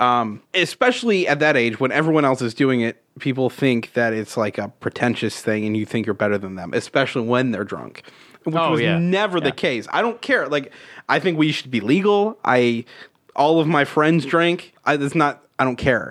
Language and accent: English; Utica, New York, United States; I grew up in the woods outside of Utica